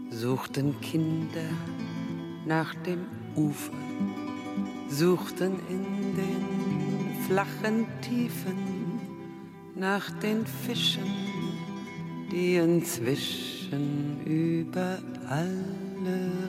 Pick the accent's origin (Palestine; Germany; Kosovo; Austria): Germany; West Germany; sehr schnell auch als Westdeutscher heraushören konnte